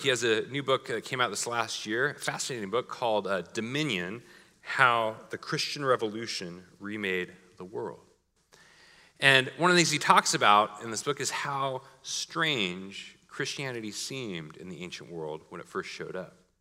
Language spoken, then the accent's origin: English; Portland, Oregon, United States; My hometown slogan was Keep Portland Weird.